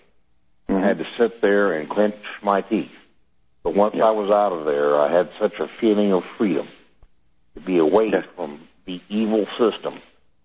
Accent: Oklahoma, United States; I'm from Oklahoma

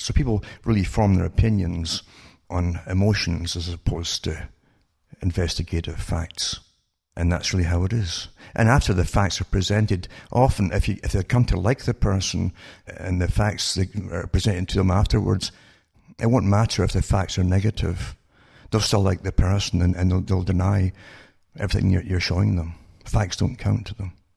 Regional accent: United Kingdom; moved away; growing up in Britain

